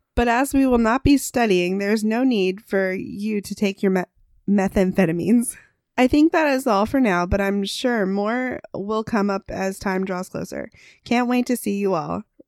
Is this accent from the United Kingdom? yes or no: no; United States; we're also American